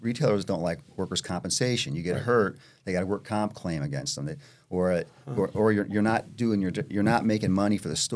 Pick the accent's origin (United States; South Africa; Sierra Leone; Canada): United States; Chicago, Illinois; moved away; also born or lived in California; Chicago, my hometown